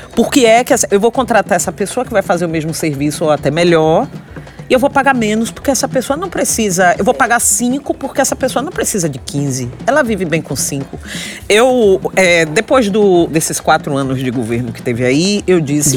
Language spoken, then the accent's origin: Portuguese; Salvador, Bahia, Brazil; also born or lived in São Paulo; sou de Salvador, é Nordeste. Eu até carrego. Eu já carreguei muito. Um sotaque